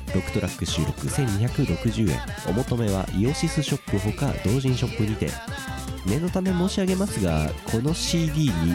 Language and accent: Japanese; Ibaraki, Japan; moved away; 僕茨城だった